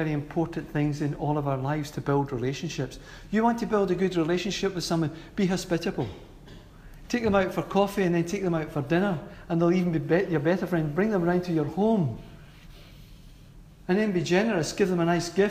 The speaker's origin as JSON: {"language": "English", "town": "Glasgow", "region": "Scotland", "country": "United Kingdom", "tie": "born or raised there", "said": "how I was brought up in Glasgow"}